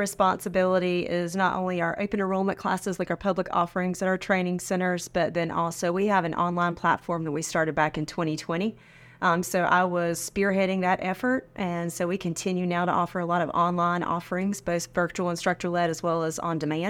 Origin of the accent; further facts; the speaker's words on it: Sanford, North Carolina, United States; moved away as an adult; now in South Carolina, United States; I'm originally from North Carolina.